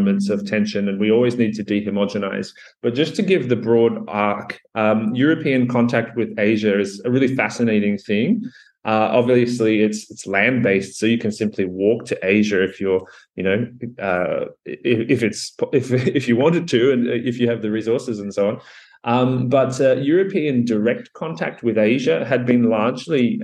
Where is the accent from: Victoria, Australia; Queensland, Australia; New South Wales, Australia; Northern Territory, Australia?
New South Wales, Australia; Sydney; I'm an Australian medievalist, 35 years of age, if that's relevant. I suppose it is. I grew up in Sydney